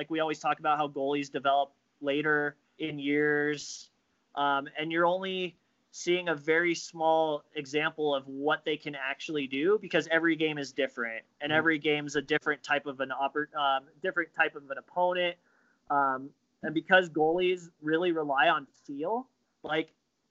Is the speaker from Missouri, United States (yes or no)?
no; Colorado, United States; now in Minnesota, United States; I was some dude from Colorado that had been studying goalies for X number of years, and now I'm living in Minnesota.